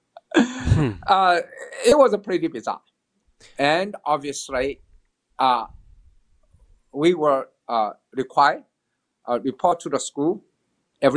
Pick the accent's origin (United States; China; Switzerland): China; Shanghai; moved away; I was born in China, Shanghai, China, long, long time ago, 1954, June 9th